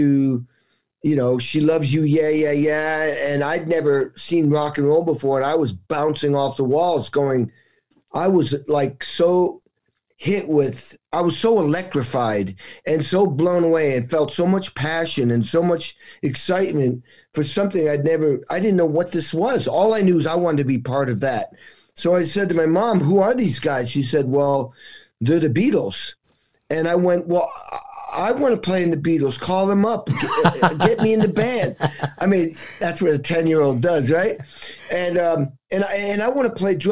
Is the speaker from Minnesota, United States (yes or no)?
no; Western Massachusetts, United States; I grew up in New England. It was Western Massachusetts.